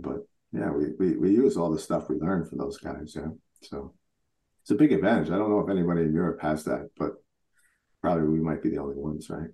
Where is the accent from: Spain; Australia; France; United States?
United States; New York; now in Switzerland; I grew up in New York, so I was a Met fan